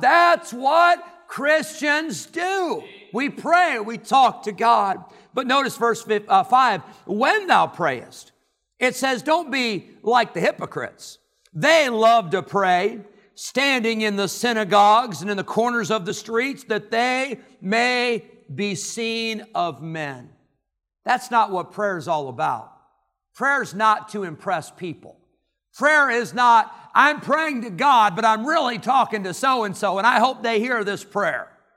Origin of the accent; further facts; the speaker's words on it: Rockford, Illinois, United States; moved away; I lived in Rockford, Illinois